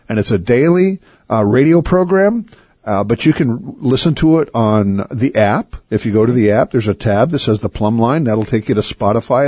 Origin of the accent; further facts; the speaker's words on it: United States; I'm an American. Come on. I'm born in America.